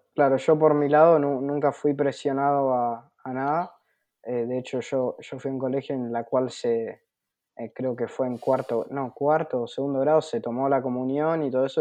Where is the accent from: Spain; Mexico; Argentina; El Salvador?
Argentina; Buenos Aires; tengo 18 años, soy de Buenos Aires, Argentina.